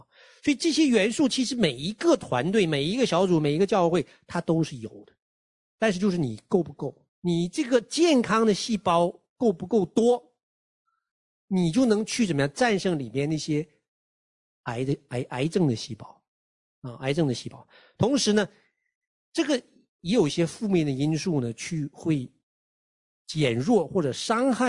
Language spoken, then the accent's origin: Chinese; China; 就我们中国人的传统，就是大的管小的啊